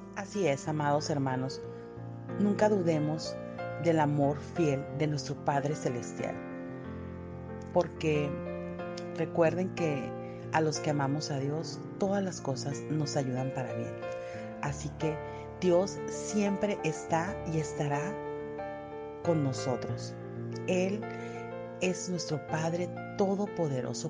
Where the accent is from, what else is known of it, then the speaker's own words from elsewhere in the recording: Mexico; Soy de México